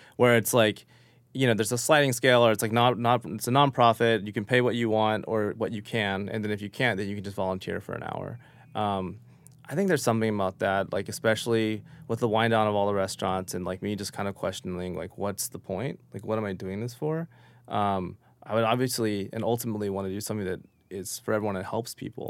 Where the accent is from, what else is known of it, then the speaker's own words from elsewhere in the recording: Oklahoma, United States; now in New York, United States; growing up in Oklahoma